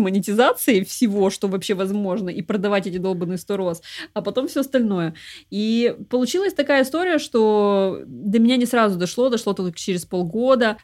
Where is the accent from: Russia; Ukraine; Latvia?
Russia; Krasnodar, Krasnodar Krai; в моем городе, я а из Краснодара